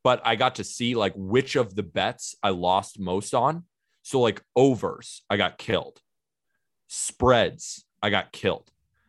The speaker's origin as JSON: {"language": "English", "town": "Santa Barbara", "region": "California", "country": "United States", "also_born_or_lived": "Staten Island, New York", "moved": "yes", "lives_now": "New York, United States", "said": "I'm currently living in New York. I'm from Santa Barbara, California, but I've been living in New York."}